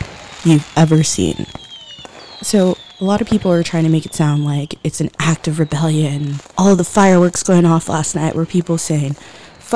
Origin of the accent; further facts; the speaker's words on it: Los Angeles, California, United States; I'm proud of being born in Los Angeles. I'm proud of being a Californian